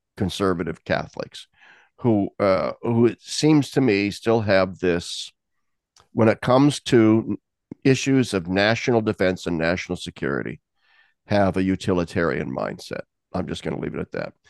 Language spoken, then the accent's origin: English; Nebraska, United States; now in Pennsylvania, United States; I'm from Nebraska. I, I've lived in Pennsylvania for 30 years